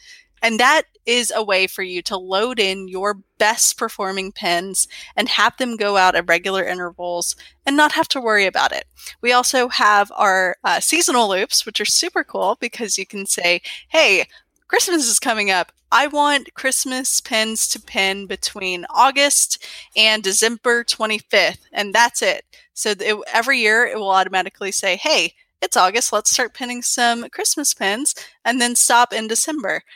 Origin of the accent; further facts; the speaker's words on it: Georgia, United States; I grew up in Georgia